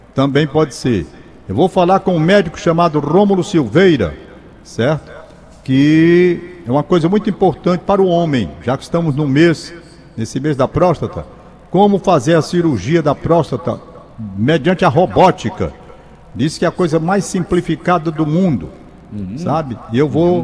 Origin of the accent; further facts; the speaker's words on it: Brazil; sou brasileiro